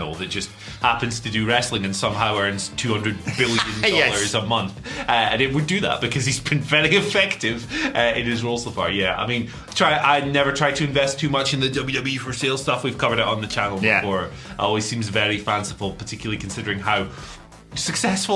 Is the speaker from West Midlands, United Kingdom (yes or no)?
no; Scotland, United Kingdom; I'm Scottish.